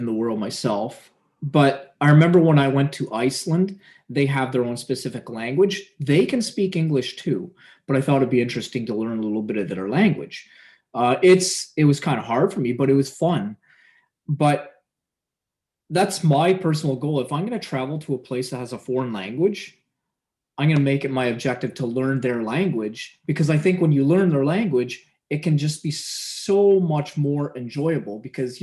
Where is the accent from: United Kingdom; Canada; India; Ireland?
Canada; being Canadian myself